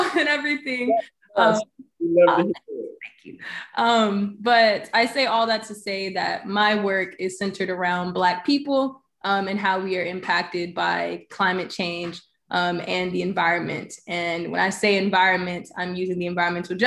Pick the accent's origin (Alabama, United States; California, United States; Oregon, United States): Alabama, United States; Birmingham; I grew up in Birmingham, though, so I claim it